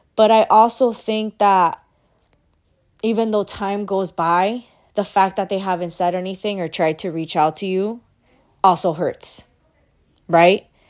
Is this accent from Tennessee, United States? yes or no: no; Miami, Florida, United States; I'm from Miami